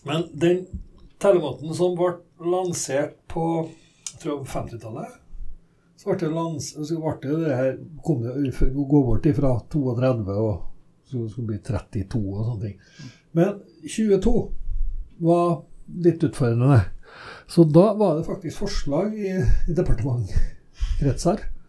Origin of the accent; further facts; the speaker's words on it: Norway; Jeg vokste opp i Humleka og revytradisjonen i Humleka